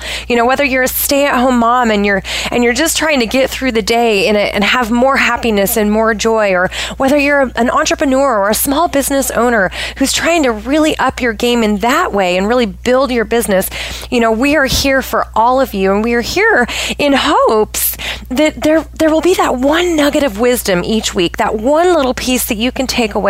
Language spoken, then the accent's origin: English; Pacific Northwest, United States; So I am originally from the Pacific Northwest of the United States. I have lived all over the place.